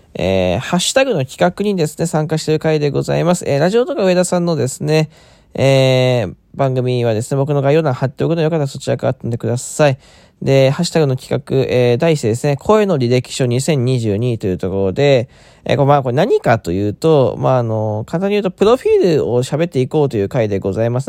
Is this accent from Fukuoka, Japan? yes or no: yes; Fukuoka, Japan; also born or lived in Chiba Prefecture; now in Chiba, Japan; 出身地は福岡県ですね。え今住んでるところは千葉県でございます。